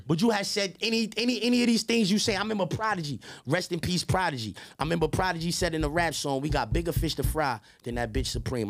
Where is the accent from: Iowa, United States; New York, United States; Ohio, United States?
New York, United States; New York City; I'm from Queens